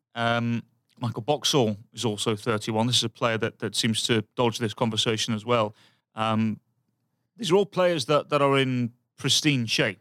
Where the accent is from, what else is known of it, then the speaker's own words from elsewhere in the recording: England, United Kingdom; moved away; I'm from England and I'm used to crap weather